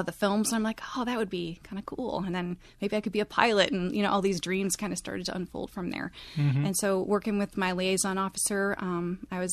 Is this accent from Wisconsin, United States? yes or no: yes; Milwaukee, Wisconsin, United States; moved away as an adult; I am a cheesehead. I'm from Milwaukee, Wisconsin